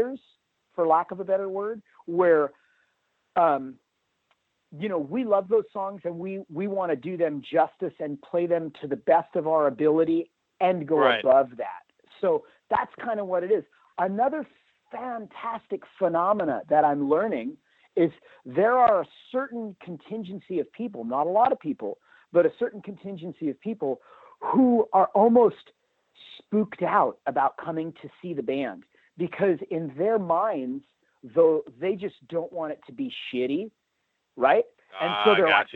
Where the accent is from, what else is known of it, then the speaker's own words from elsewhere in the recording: Hermosa Beach, California, United States; I grew up in Hermosa Beach, California, home of the mighty …